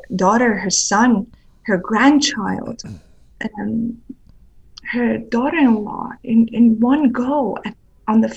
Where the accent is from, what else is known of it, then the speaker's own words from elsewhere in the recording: Sweden; moved away as an adult; also born or lived in Iran; now in London, United Kingdom; I was brought up in Sweden